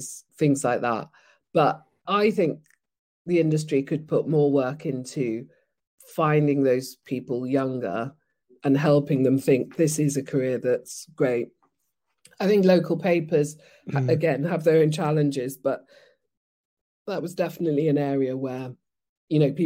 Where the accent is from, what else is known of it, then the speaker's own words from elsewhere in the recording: Nigeria; moved away; I grew up in Nigeria, and then I went to basically a not so good state school